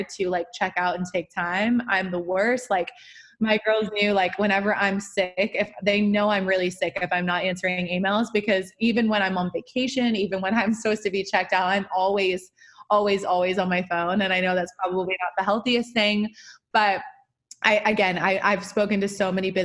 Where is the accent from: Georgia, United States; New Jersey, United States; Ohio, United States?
Georgia, United States; moved away; I grew up like, in the suburbs of Georgia